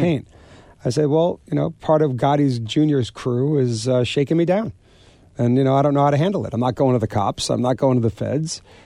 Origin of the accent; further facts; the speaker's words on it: Garden City, New York, United States; I grew up in Garden City, Long Island